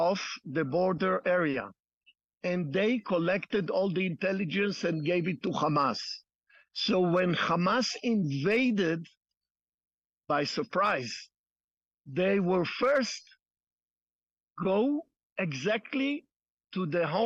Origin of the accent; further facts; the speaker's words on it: Jerusalem, Jerusalem District, Israel; I was born in Jerusalem, 16th generation.